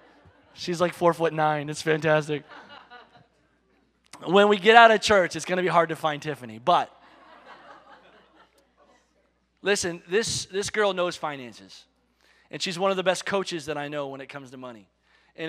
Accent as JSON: {"language": "English", "country": "United States"}